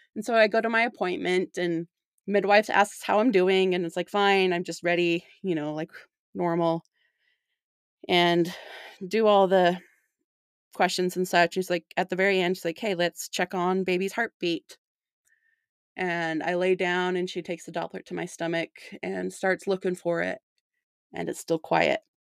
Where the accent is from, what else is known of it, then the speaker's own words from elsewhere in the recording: St. George, Utah, United States; now in South Jordan, United States; I grew up in Saint George. but I've been living in South Jordan for the last, uh, seven years almost